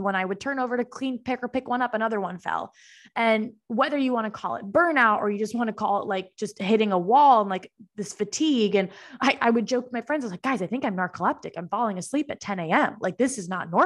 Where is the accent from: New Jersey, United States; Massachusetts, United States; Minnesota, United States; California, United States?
Massachusetts, United States; Boston; moved away as an adult; now in Austin, United States; I'm from the East Coast. I'm from Boston originally